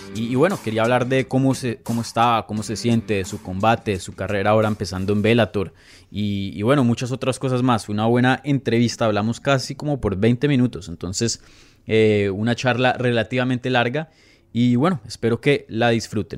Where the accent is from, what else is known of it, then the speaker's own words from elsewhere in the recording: Colombia; moved away; yo nací en Colombia